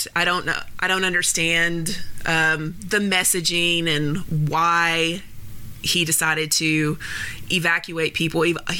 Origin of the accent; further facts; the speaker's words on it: Nashville, Tennessee, United States; Everybody knows I'm from Nashville. I'm from Antioch, actually. Born and raised.